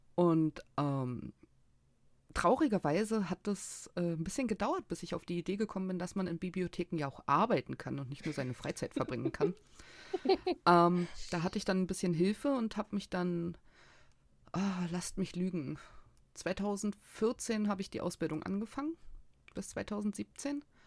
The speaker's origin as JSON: {"language": "German", "region": "Berlin", "country": "Germany", "tie": "born or raised there", "said": "Ich bin in Berlin geboren, ich lebe in Berlin, ich habe noch nie woanders gewohnt."}